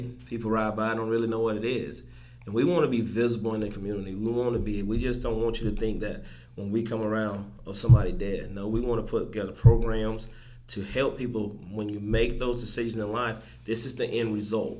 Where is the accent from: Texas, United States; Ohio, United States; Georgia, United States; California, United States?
Georgia, United States; Twin City; moved away as an adult; also born or lived in Atlanta, Georgia; now in Augusta, United States; I'm from Emanuel County, from Twin City, Georgia, a small town.